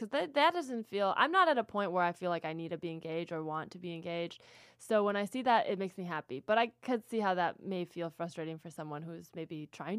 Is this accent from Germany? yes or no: no; California, United States; but I grew up in the Bay, you know, like exactly what you would think